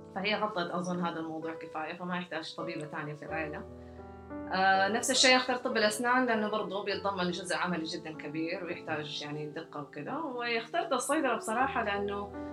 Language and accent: Arabic; Jeddah, Makkah Province, Saudi Arabia; ولدت في جده وترعرعت فيها